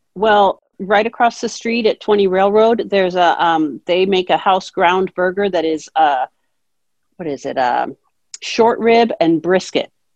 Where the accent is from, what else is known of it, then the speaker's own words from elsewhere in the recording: Seattle, Washington, United States; moved away as an adult; also born or lived in New Hampshire; now in Great Barrington, United States; I grew up out in Seattle, Washington.